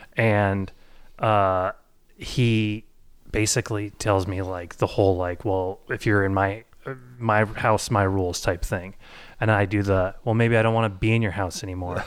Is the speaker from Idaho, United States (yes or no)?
yes; Boise, Idaho, United States; as a suburban, uh, white boy growing up in Boise, Idaho